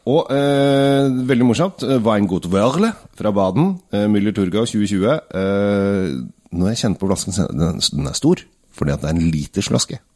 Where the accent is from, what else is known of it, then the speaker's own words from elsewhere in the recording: Norway; vi som nordmenn